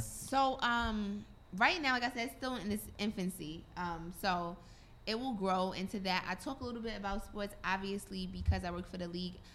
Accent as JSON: {"language": "English", "town": "New York City", "region": "New York", "country": "United States", "also_born_or_lived": "Virginia", "said": "where I'm from, from Brooklyn."}